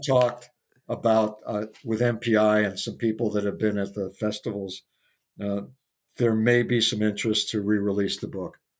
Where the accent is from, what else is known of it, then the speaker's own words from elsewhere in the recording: Midwest, United States; moved away as an adult; also born or lived in New York City; as a Midwesterner